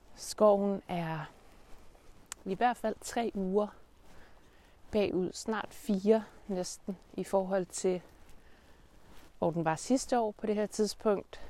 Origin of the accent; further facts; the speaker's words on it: Denmark; vores udgangspunkt som danskere